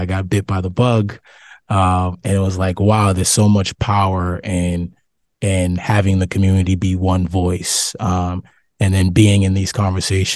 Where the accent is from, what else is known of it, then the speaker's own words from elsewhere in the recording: Boston, Massachusetts, United States; I'm from Boston, from Roxbury